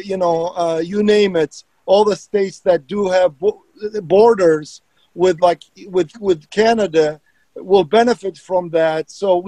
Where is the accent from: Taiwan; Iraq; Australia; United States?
Iraq; English is a second language; moved away; I'm an immigrant. So talking about what Nick said, it resonate with me. I came from Iraq 36 years ago, and I started my journey and went to school and became a professional engineer.